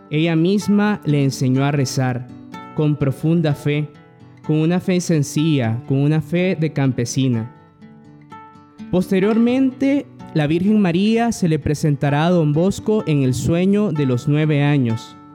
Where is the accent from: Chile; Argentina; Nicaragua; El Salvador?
Nicaragua; soy hermano salesiano y como bien acaban de decir, soy nicaragüense.